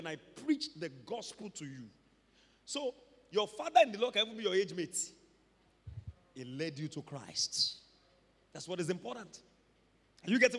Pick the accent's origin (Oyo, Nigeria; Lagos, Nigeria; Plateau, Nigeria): Oyo, Nigeria; Ibadan; I grew up in Mokola